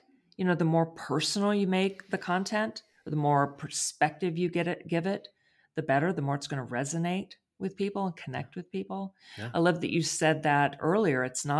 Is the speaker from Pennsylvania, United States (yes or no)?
no; Texas, United States; Me too.